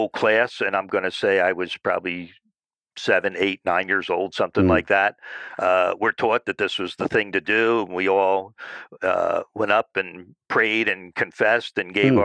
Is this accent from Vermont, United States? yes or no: no; New Jersey, United States; I grew up in South Jersey, sort of a suburb type of community